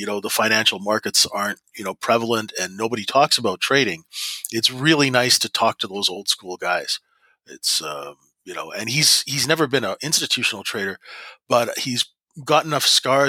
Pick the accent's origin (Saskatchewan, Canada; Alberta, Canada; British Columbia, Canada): Saskatchewan, Canada; Regina; moved away; also born or lived in Vancouver; I grew up in Saskatchewan, which is a very down-to-earth place.